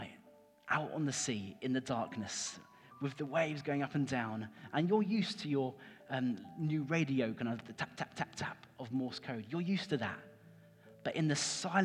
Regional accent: Cambridge, East of England, United Kingdom; moved away as an adult; now in Norwich, United Kingdom; I grew up in Cambridge. So this is like my home city

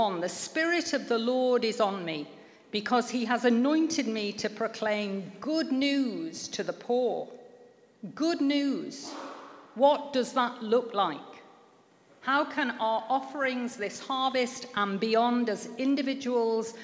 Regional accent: Manchester, North West England, United Kingdom; I grew up in Manchester

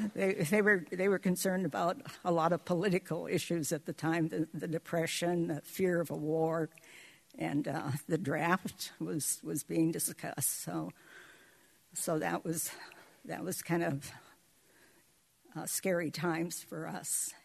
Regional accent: Seward, Alaska, United States; I was born in 1933 in Seward

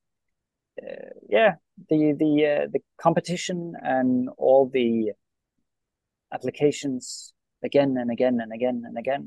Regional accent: Norway; first language Norwegian; English is a second language; my my own country and my own language

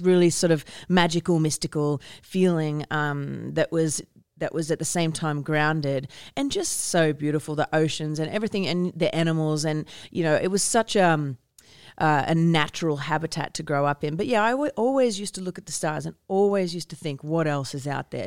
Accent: Australia; moved away; growing up in Australia

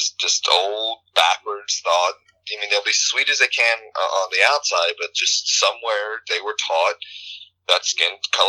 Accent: Houma, Louisiana, United States; also born or lived in New Mexico; I was born in New Mexico, but that doesn't really count because we're just kind of a random transplant there when my dad was getting started in the oil industry. But I grew up in a place called Houma, Louisiana. It's like on the tip of the Gulf.

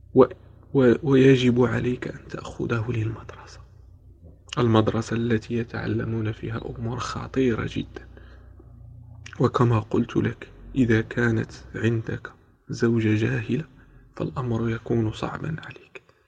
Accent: Morocco; moved away as an adult; now in Spain; أنا أنا من المغرب وأسكن في إسبانيا

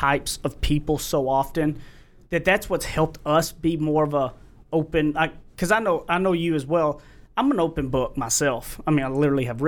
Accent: East Texas, United States; I'm from East Texas

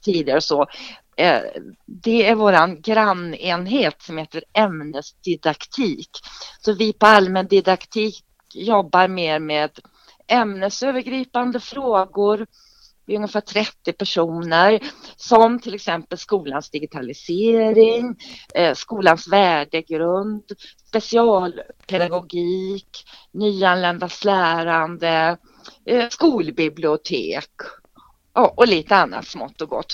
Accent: Trollhättan, Västra Götaland, Sweden; moved away as an adult; also born or lived in Borås; jag kommer ju från Trollhättan. Och bodde där tills jag var 19 år

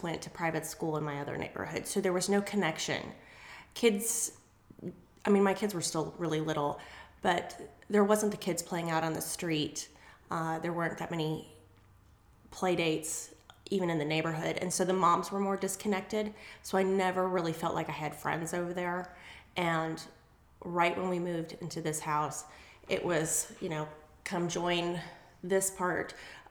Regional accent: New York, United States; also born or lived in Colorado; now in East Cobb, United States; I'm from New York, actually. So I'm one of the Yankees that live down

